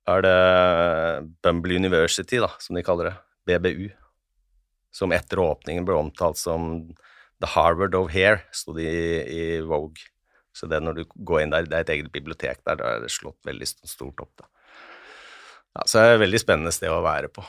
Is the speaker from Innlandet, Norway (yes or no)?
yes; Hedmarken, Innlandet, Norway; Jeg er fra Hedmarken